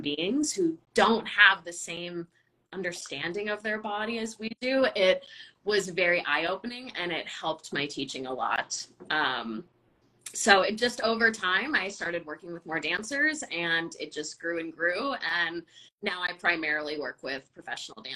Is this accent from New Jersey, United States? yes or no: no; Southern California, United States; I'm from Southern California, so I was dancing American style ballet with Ballet Pacifica until I was 16